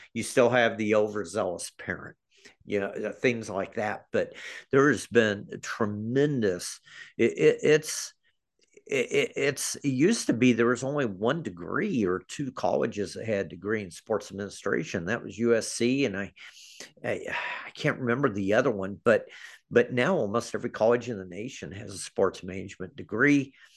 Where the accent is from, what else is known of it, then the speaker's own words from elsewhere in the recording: Overland Park, Kansas, United States; also born or lived in Independence, Missouri; I grew up in the Kansas City area